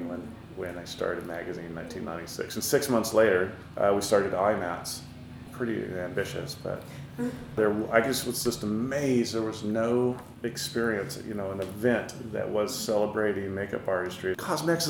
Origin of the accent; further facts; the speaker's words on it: Burbank, California, United States; accent: American; moved away; I grew up in, in Los Angeles. You can tell from my outrageous American accent that I'm not from here.